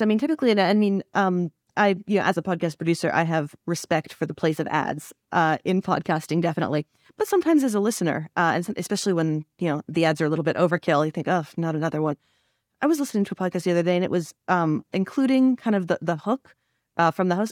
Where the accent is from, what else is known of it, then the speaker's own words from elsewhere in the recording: Canada; also born or lived in French Canada; as a Canadian